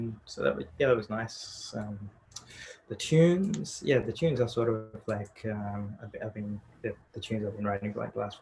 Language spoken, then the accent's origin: English; Australia; also born or lived in Sri Lanka; I grew up in Australia, that's where I'm from.